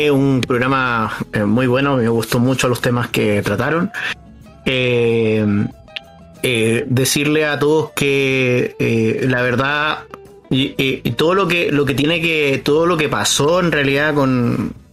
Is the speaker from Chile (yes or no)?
yes; Chile; yo soy chileno de corazón, me gustan mis tradiciones.